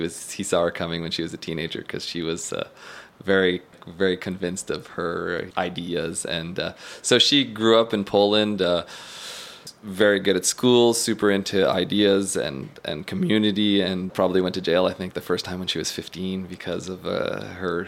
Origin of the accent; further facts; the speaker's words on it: Eastern Townships, Quebec, Canada; I grew up born and bred in the Eastern Townships